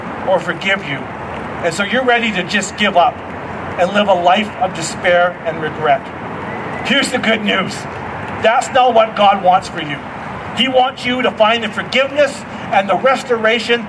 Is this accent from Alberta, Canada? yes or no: no; Coquihalla River area, BC, British Columbia, Canada; me and some buddies, we used to go inner tubing down the Coquihalla River